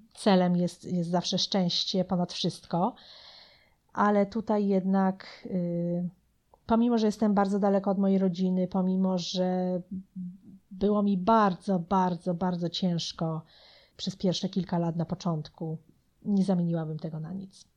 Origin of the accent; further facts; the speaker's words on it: Poland; moved away as an adult; also born or lived in New Jersey, United States; now in United States; ja byłam bardzo młoda, jak wyjechałam z Polski, miałam wtedy 19 lat